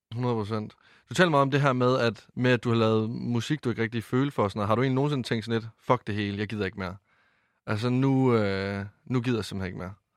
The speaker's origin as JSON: {"language": "Danish", "town": "Varde", "region": "Southern Denmark", "country": "Denmark", "tie": "born or raised there", "moved": "yes", "said": "mange af dem, jeg gik i folkeskole med hjemme i Varde"}